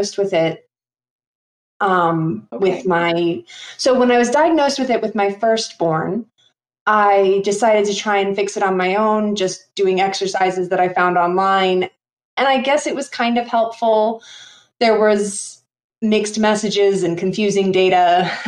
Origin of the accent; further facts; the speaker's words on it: New York, United States; now in Idaho, United States; I live here in Idaho. I grew up in New York.